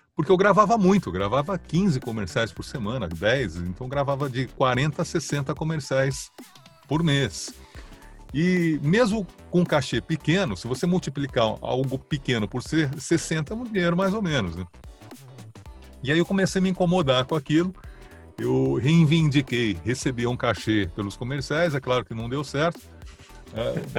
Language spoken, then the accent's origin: Portuguese; São Paulo, Brazil; Nasci em São Paulo, capital, perto da Juscelino Kubitschek, no Itainha